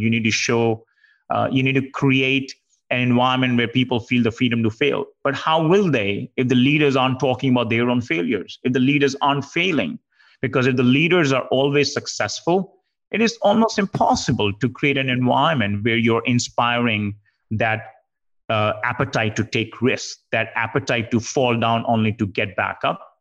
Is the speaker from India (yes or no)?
yes; India; I grew up in India and you know did my major in computer science